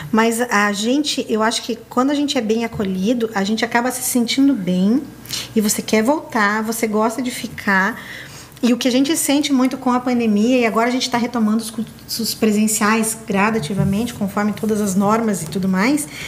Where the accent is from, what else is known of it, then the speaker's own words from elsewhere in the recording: Rio Grande do Sul, Brazil; nessa questão de como gaúcho que sou, né? Desde pequeno, às vezes eu era meio barrista